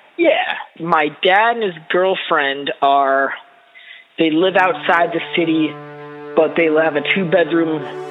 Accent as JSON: {"language": "English", "area": "Bay Area", "region": "California", "country": "United States", "tie": "born or raised there", "moved": "as an adult", "lives_now": "Los Angeles, United States", "said": "I grew up in the Bay Area"}